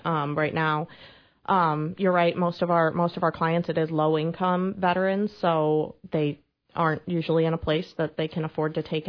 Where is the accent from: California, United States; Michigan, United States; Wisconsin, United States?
Wisconsin, United States; Kenosha; moved away as an adult; also born or lived in Whitewater, Wisconsin; now in Quincy, United States; I'm from Wisconsin. You might be able to recognize the accent a little bit. But I born and raised in Kenosha, Wisconsin, ended up going to the University of Wisconsin-Whitewater